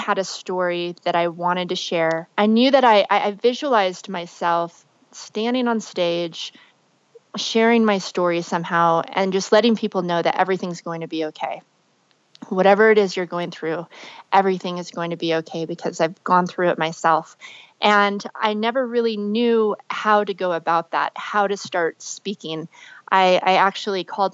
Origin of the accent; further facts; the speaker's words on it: Las Vegas, Nevada, United States; I grew up in Las Vegas.